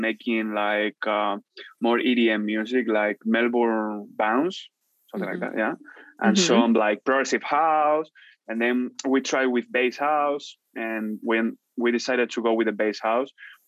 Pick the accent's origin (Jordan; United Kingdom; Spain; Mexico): Spain; Madrid, Community of Madrid; English is a second language; also born or lived in Vancouver, Canada; Barrio del Pilar is like my hood, you know, my hood in Madrid. So I'm like, I'm from Madrid.